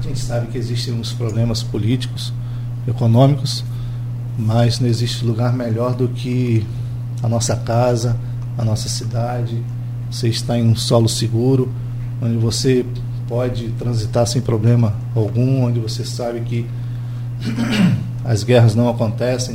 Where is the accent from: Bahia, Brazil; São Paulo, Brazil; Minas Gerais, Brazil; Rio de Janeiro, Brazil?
Rio de Janeiro, Brazil; Campos dos Goytacazes; como campista, como brasileiro